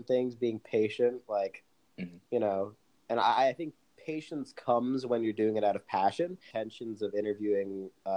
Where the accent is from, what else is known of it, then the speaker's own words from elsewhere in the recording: New York City, New York, United States; I grew up in Brooklyn